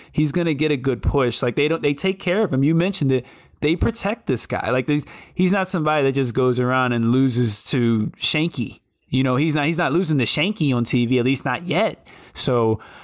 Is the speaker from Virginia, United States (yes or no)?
yes; Richmond, Virginia, United States; my hometown of Richmond, Virginia